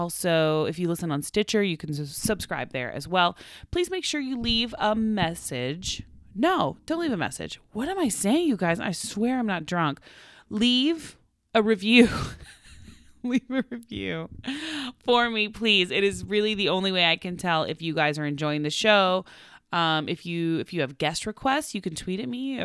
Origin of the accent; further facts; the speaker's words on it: Oklahoma, United States; now in Los Angeles, United States; where I'm from Oklahoma, we take the turkey neck and you make it into giblets and gravy